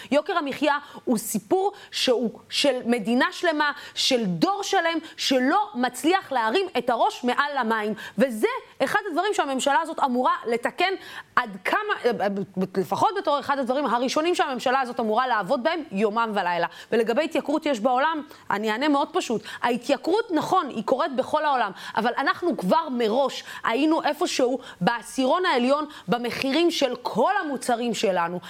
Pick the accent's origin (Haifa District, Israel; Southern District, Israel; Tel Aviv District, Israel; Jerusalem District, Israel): Southern District, Israel; Beersheba or Dimona; moved away; לגור בבאר שבע או לגור בדימונה, אה, לצורך העניין מאיפה שאני מגיעה